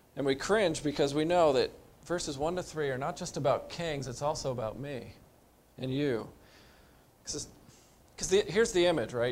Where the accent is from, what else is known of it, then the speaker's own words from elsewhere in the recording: United States; we're American